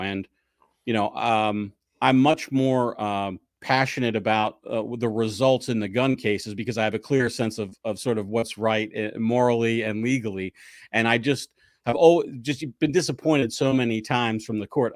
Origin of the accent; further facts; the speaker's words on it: 11 miles east of Philadelphia, the suburbs in New Jersey, United States; I grew up 11 miles due east from the city in uh, the suburbs in New Jersey